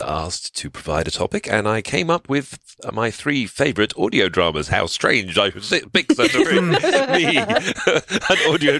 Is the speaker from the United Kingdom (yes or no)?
yes; United Kingdom; I'm from the United Kingdom.